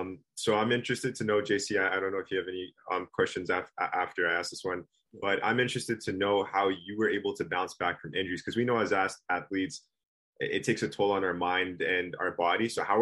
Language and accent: English; Toronto, Ontario, Canada; Like, me and Jay, we're from Canada, the greater Toronto area.